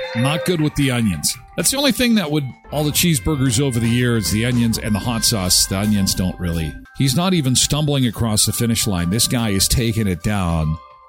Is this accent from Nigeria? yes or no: no; Canada; I'm Canadian. I get free healthcare.